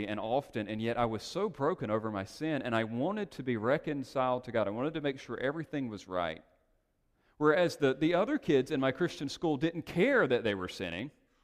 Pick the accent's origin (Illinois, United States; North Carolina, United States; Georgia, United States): North Carolina, United States; moved away as an adult; now in Los Angeles, United States; we made the strange and risky leap to Los Angeles from North Carolina.